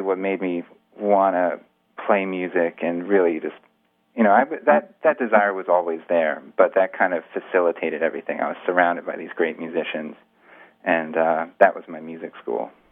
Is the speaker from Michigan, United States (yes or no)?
no; Greenwich, Connecticut, United States; also born or lived in New York City; I was born in New York City, and then when I was about five, my parents we moved out to Greenwich, Connecticut, which is just a suburb